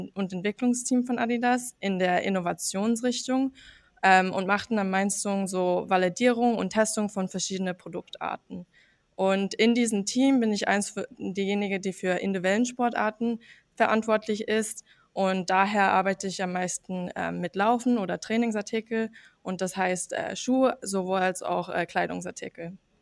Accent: United States; German is a second language; now in Herzogenaurach, Germany; Also ich bin eigentlich ähm, in den USA aufgewachsen

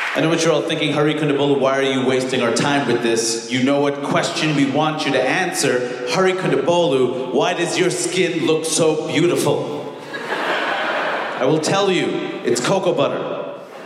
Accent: United States; as an American

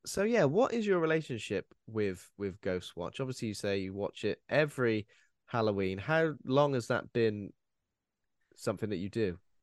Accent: United Kingdom; as British, as people who've watched, like, the B B C growing up

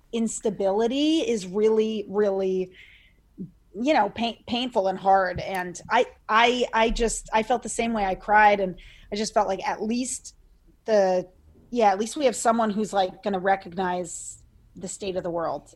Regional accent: Seekonk, Massachusetts, United States; I grew up in Seekonk, Massachusetts, which is like, um, closer to Rhode Island than Boston.

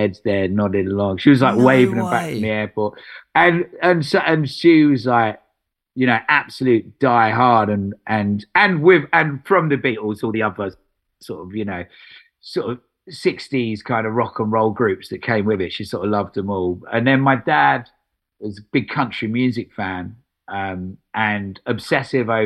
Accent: Essex, East of England, United Kingdom; moved away as an adult; also born or lived in Epping; now in London, United Kingdom; I'm from Essex

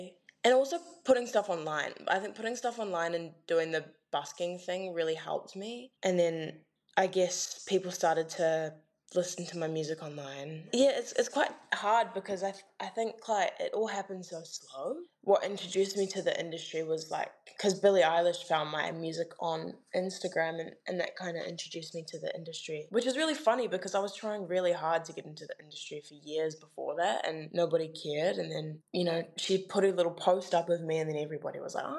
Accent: Clarks Beach, Auckland, New Zealand; I grew up in Clarks Beach, so like South Auckland, like really south.

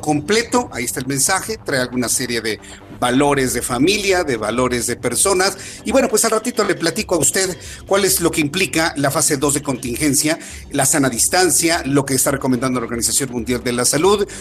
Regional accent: Mexico; al menos en México, al menos en nuestro país

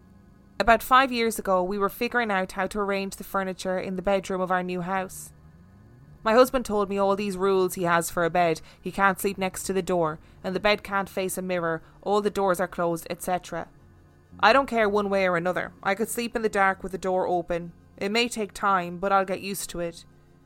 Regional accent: Denver, Colorado, United States; born or raised there

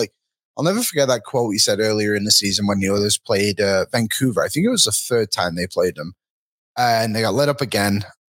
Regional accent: Philippines; I completed the flag game. I'm Filipino.

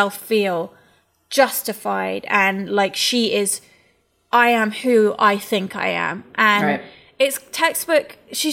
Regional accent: England, United Kingdom; as an English person

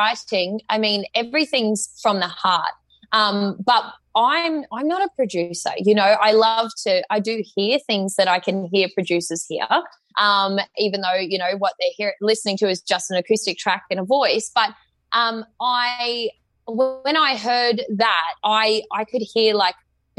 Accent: Townsville, Queensland, Australia; now in Southeast Queensland, Australia; Townsville, my hometown

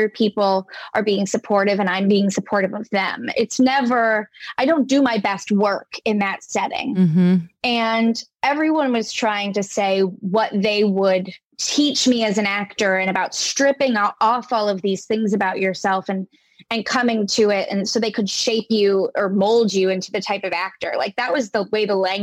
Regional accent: United States; also born or lived in New York City; as an American

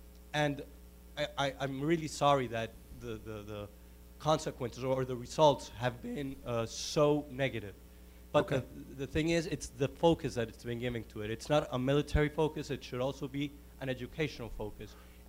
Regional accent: Medellin, Antioquia, Colombia; moved away as an adult; now in Washington, D.C., United States; I'm a lawyer, Colombian lawyer, currently in Georgetown Law. I'm from Medellin, Colombia.

